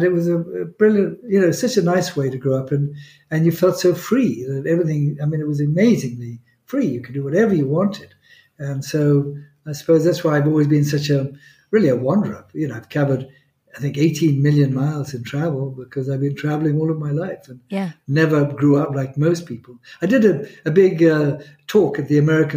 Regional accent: Kenya; first language Swahili; English is a second language; also born or lived in Zambia / United Kingdom; now in Monaco; I grew up on a farm in Africa

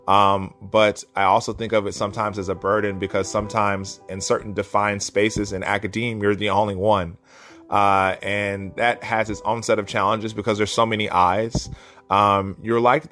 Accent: Asheville, North Carolina, United States; now in Nashville, United States; I grew up in Asheville, North Carolina, and I was always a curious child

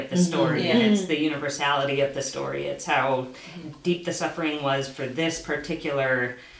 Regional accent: United States; as an American.

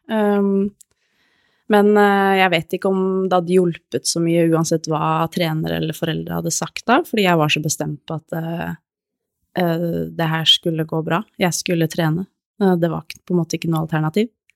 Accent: Hokksund, Buskerud, Norway; moved away as an adult; now in Nittedal, Norway; jeg er oppvokst i Hokksund, Norges navle

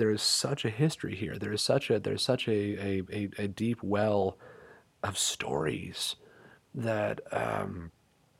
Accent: Silver Spring, Maryland, United States; I'm from Silver Spring.

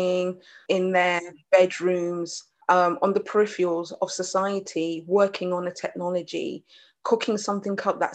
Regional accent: United Kingdom; also born or lived in Jamaica; I'm British Jamaican, British Caribbean.

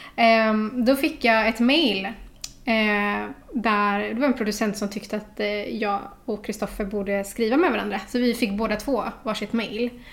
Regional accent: Gothenburg, Västra Götaland, Sweden; jag är från Olofstorp. Mm. Så det är knappt 20 minuter ut på landet. Där har jag vuxit upp

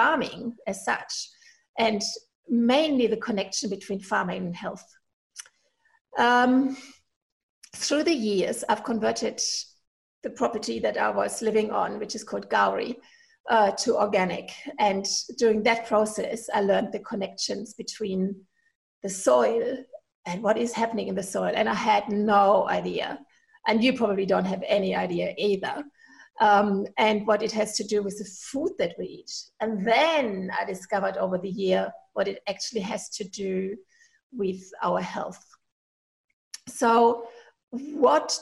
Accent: Germany; accent: German; English is a second language; moved away as an adult; now in Inverell, Australia; apologize for my accent, because I'm originally from Germany, and I never got rid of my accent.

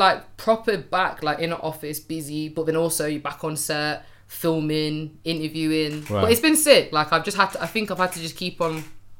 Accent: Derby, East Midlands, United Kingdom; But I'm at my mum's, and I'm from Derby, by the way.

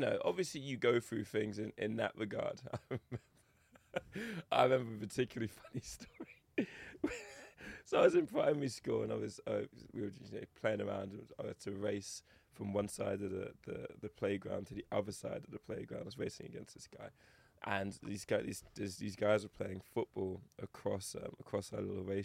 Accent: Eastbourne, South East England, United Kingdom; accent: English; also born or lived in Lewisham, London / Toronto, Canada; I grew up predominantly in Eastbourne, which is a coastal town

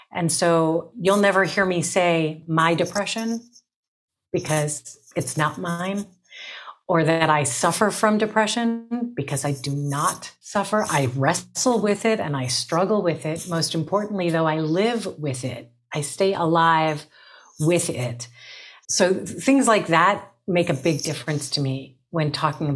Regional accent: Cleveland, Ohio, United States; born and raised in Cleveland, Ohio

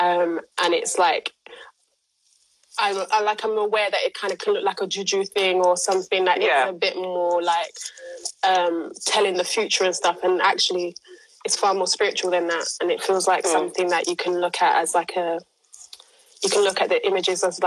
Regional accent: London, United Kingdom; I attach to being a Londoner more than I attach to being from an island

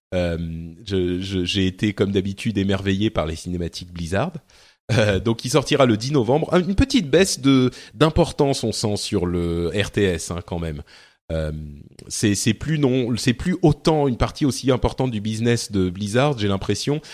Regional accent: Lebanon; moved away; je viens du Liban

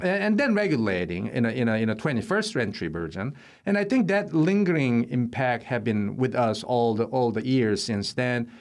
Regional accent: Seoul, South Korea; now in United States; I was born in Seoul, South Korea

